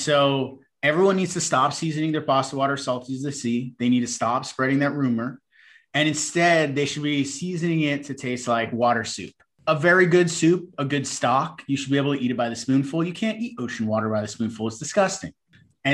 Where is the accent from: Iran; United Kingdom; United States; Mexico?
United States; New York; I come from an Italian-American family. We grew up on the East Coast in New York.